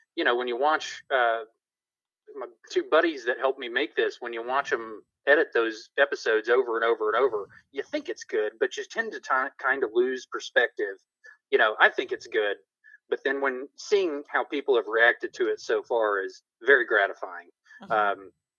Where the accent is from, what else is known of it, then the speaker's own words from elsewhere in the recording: Tupelo, Mississippi, United States; born there; also born or lived in Tennessee / North Carolina / South Carolina; Well, I was born in Tupelo, Mississippi, birthplace of Elvis.